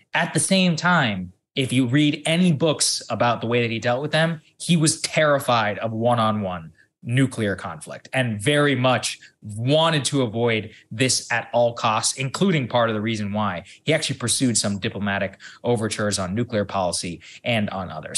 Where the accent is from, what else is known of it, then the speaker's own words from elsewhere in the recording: College Station, Texas, United States; I'm here in my hometown of College Station, Texas